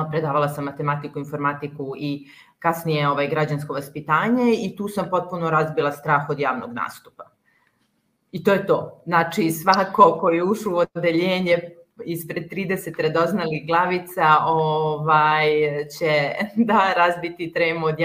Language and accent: Croatian; Kotor, Kotor Municipality, Montenegro; Da, pa rođena sam u, u Kotoru